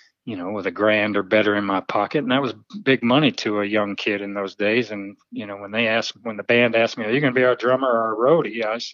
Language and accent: English; Little Rock, Arkansas, United States; also born or lived in Benton, Arkansas; Barrow Road area. So grew up there, and then lived out in Southwest Little Rock for years, and then eventually moved out to Benton.